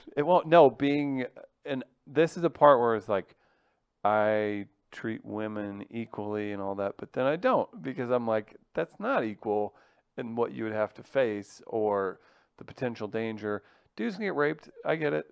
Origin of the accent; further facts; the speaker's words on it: Farmington, Missouri, United States; now in St. Louis, United States; Farmington, Missouri, where, is where I grew up